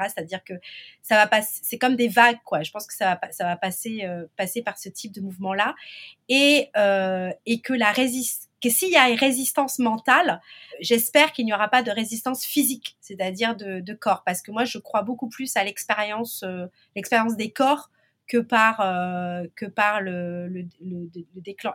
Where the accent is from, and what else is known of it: Martinique